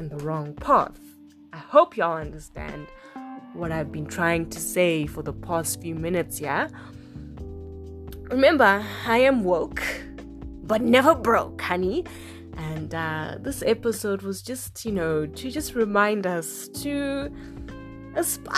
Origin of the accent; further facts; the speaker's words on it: Zimbabwe; we come from Africa, we come from Zimbabwe